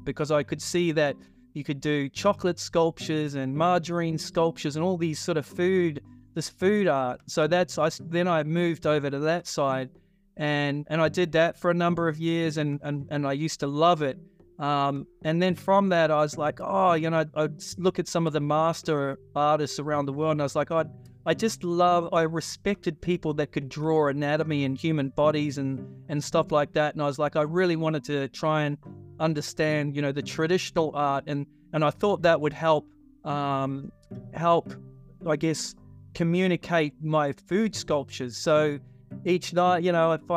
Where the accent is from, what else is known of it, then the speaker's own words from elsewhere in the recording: New Zealand; when I was growing up in New Zealand